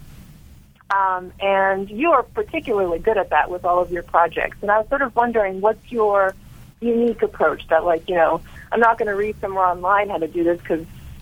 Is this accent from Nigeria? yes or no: no; Croatia; now in Philadelphia, United States; I'm originally from Croatia.